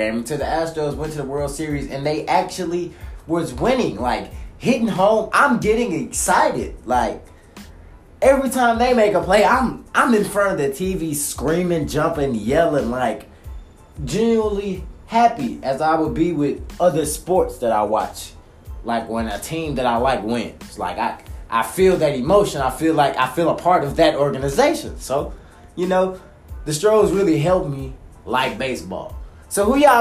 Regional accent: Beaumont, Texas, United States; I'm from Beaumont. Beaumont, Texas, right by Houston

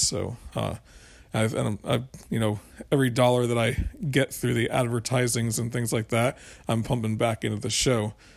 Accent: Florida, United States; now in South Carolina, United States; I'm from Florida and, and from, uh, and I live in South Carolina now

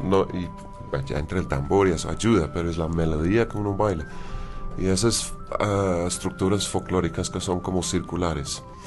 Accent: London, United Kingdom; Spanish is a second language; moved away; yo siendo un inglés londinense

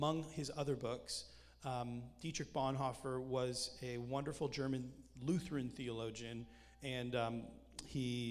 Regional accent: Canada; accent: Canadian; I'm Canadian

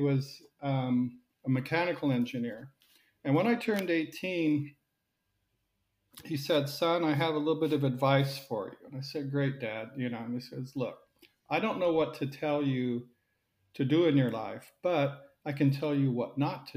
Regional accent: Silicon Valley, California, United States; moved away as an adult; also born or lived in United Kingdom / Switzerland; now in Zurich, Switzerland; I grew up in Silicon Valley

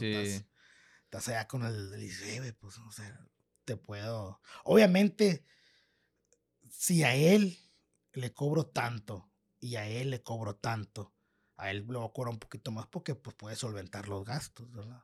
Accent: Piedras Negras, Coahuila, Mexico; first language Spanish; also born or lived in Los Angeles, California / Eagle Pass, Texas / Laredo, Texas / San Francisco; nací en Los Ángeles, California. Hace, en, a los, al año de nacido me trajeron para Piedras Negras. Ajá. Y estuve aquí estudiando en Piedras Negras

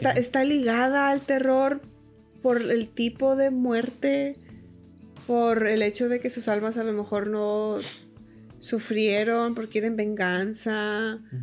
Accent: Montemorelos, Nuevo León, Mexico; Yo soy de Montemorelos

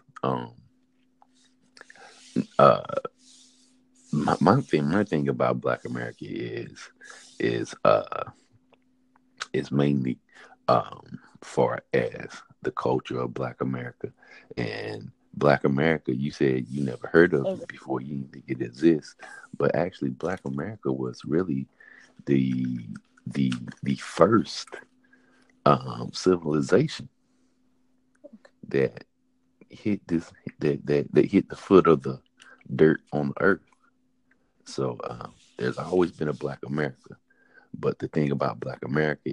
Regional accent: High Point, North Carolina, United States; moved away; I've been born and raised in High Point

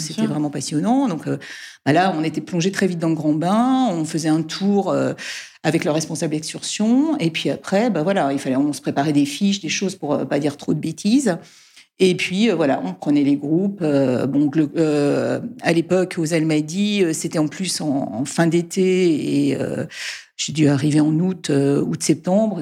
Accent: Brussels, Brussels-Capital Region, Belgium; moved away as an adult; also born or lived in Egypt / Guadeloupe / Nantes; now in France; je suis bruxelloise, hein, enfin en tout cas j'ai, j'ai euh, grandi à Bruxelles

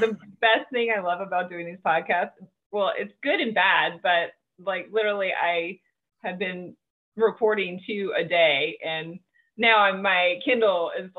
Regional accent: South Georgia, United States; So I grew up in South Georgia

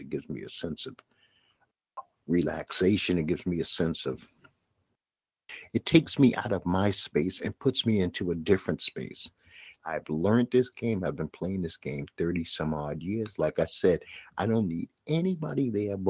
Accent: United States; I'm an American kid, but I learned the steel drums double tenor

